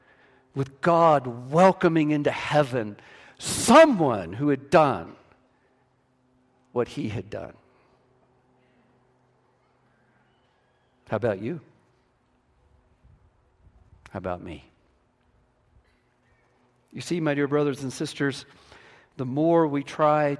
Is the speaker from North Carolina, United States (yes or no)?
no; West Virginia, United States; first language English; I was from West Virginia